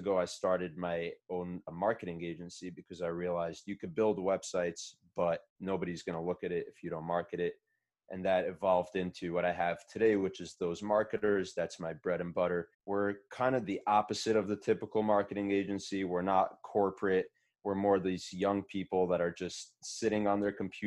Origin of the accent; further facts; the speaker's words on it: Muncie, Indiana, United States; also born or lived in Brooklyn, New York; I was born in Brooklyn, moved to Muncie as a kid, grew up in Muncie.